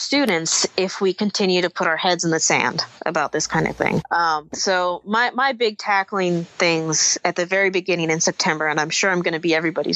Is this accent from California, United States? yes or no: yes; Southern California, United States; moved away; also born or lived in Washington D.C. area; I grew up in Southern California too.